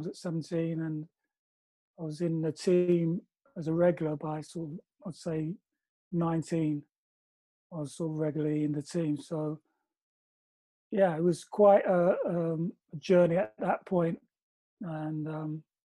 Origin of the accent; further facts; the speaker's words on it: London, United Kingdom; I lived in South London. I grew up in Stockwell.